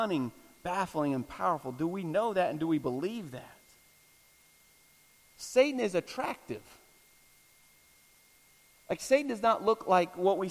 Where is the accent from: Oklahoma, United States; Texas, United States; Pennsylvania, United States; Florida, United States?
Florida, United States; I'm from Florida